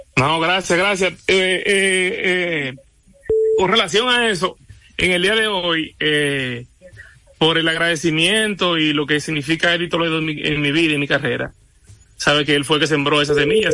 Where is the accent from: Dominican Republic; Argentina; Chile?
Dominican Republic; Yo no puedo cambiar mi nacionalidad, yo soy dominicano